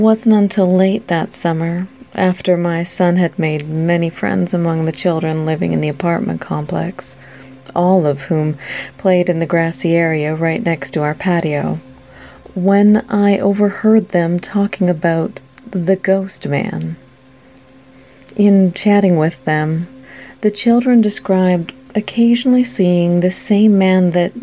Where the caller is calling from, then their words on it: Washington, United States; also born or lived in Alpine, California; I'm calling from Washington State